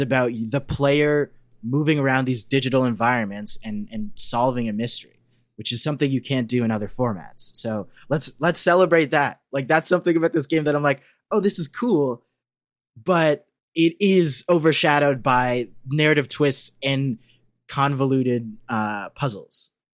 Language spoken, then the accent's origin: English; Canada; as a Canadian